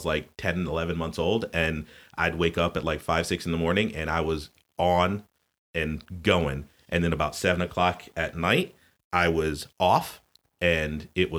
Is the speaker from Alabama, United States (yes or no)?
no; Connecticut, United States; born there; also born or lived in South; though I was born in Connecticut, I have lived in the South. I figured it out not too long ago. I've lived in the South a lot more and a lot longer than I did live in the North